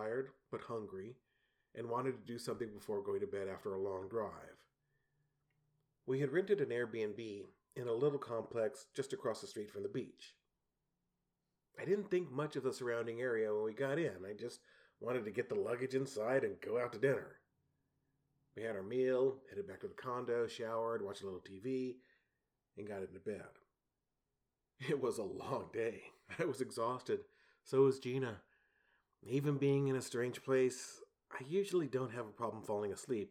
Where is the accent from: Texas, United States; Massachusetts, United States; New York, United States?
Texas, United States; San Antonio; I grew up in San Antonio, which has hard water